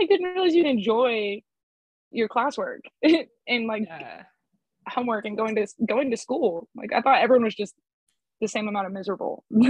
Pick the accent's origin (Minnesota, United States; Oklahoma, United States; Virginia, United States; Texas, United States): Texas, United States; Decatur; also born or lived in Killeen / Godley / Crescent / Boyd; it's easiest to say that I'm from Decatur, Texas. But I've moved around a lot.